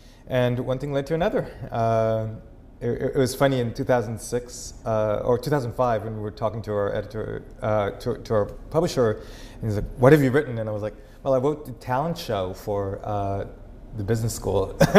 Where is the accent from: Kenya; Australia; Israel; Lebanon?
Israel; accent: Israeli Texan; English is a second language; also born or lived in Texas, United States; No one ever guesses where my accent's from, right? It's this, like, Israeli Texan, shalom y'all.